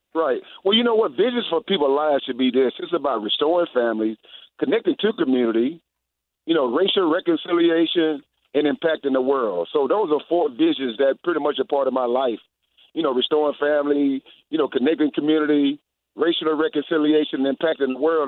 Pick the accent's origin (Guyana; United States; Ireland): United States; Houston, Texas; also born or lived in Winnipeg, Manitoba; now in Atlanta, United States; Today, I'm in Houston, my hometown. I've been in Atlanta for the last 20 years